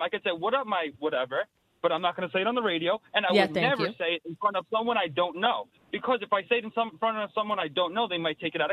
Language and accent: English; New York City, New York, United States; I grew up in Queens my whole life